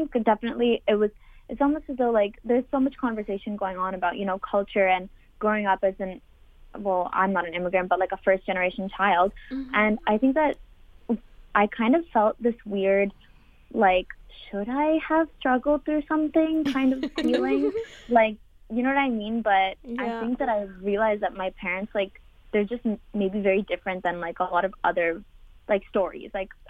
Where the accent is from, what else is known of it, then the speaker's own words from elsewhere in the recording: Boston, Massachusetts, United States; now in Montreal, Canada; I am from Boston, Massachusetts, but I was actually born in Montreal. So I moved to Boston when I was like one or two. So I really lived there my whole life. Mm-hmm. My mother is Indian and my dad is Iranian.